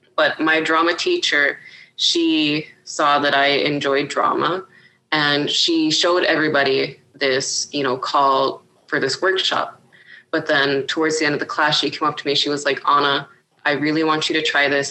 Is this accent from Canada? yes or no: yes; Iqaluit, Nunavut, Canada; moved away as an adult; also born or lived in Grise Fiord, Nunavut / Pond Inlet, Nunavut / Ottawa, Ontario; now in Ontario, Canada; I grew up in Iqaluit, Nunavut